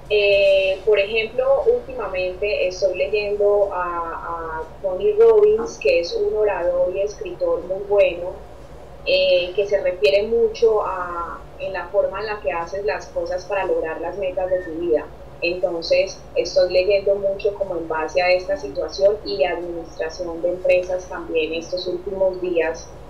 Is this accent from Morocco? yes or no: no; Colombia; como colombiana que soy, yo en parte me siento muy feliz de ser colombiana